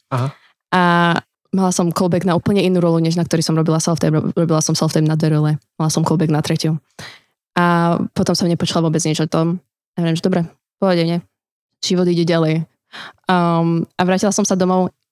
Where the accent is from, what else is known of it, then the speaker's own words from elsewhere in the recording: Slovakia; vyrastala som na Slovensku